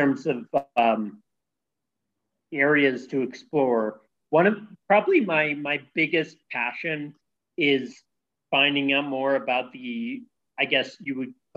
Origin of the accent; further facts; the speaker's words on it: San Francisco Bay Area, California, United States; moved away as an adult; also born or lived in Ohio; now in Vietnam; So I'm from California, the San Francisco Bay Area, to be exact.